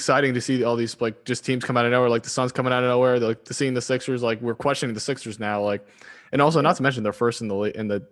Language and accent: English; the North, United States; I'm from the North